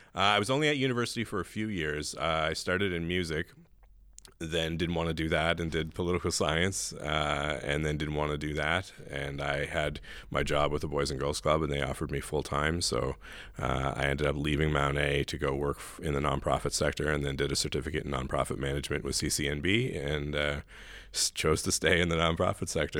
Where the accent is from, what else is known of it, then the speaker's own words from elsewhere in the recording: Riverview, New Brunswick, Canada; also born or lived in Saint John / Hampton; I, I really grew up in Riverview, and this has been my home for, for thirty years now.